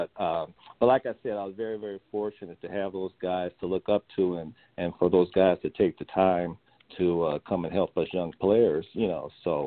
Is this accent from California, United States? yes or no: yes; Oakland, California, United States; I'm from Oakland, California